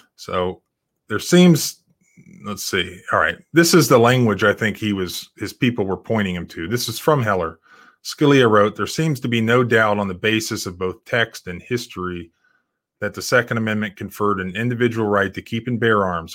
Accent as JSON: {"language": "English", "area": "Brevard County", "region": "Florida", "country": "United States", "tie": "born or raised there", "moved": "yes", "said": "I grew up on the coast in, in Brevard County"}